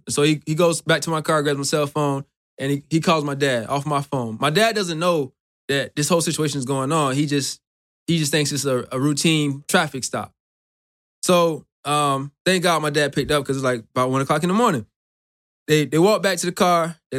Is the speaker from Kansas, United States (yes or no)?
no; Clearwater, Florida, United States; I'm from Clearwater, Florida, so that's about 4 hours away from Miami.